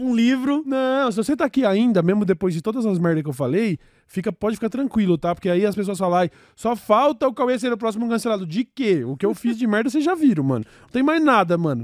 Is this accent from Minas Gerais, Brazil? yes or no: no; São Paulo, Brazil; nós somos o o grande centro